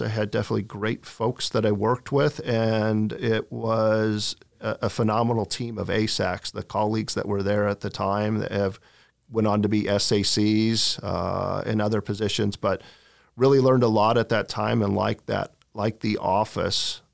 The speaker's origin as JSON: {"language": "English", "town": "Portland", "region": "Oregon", "country": "United States", "tie": "born or raised there", "moved": "yes", "said": "I was born in Portland, Oregon. Parents were both teachers. Uh, I had two brothers. My father was the P E teacher, the football coach. I grew up in kind of the same district"}